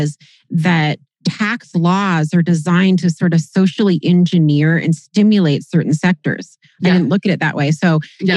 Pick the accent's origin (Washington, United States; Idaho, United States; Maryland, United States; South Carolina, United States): Washington, United States; Kirkland; Not just Seattle, Kirkland, my hometown